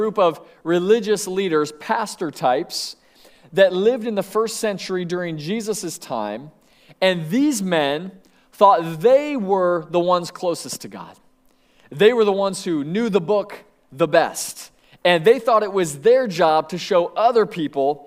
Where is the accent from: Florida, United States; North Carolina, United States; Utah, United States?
Florida, United States; Sebring; I grew up in Sebring, Florida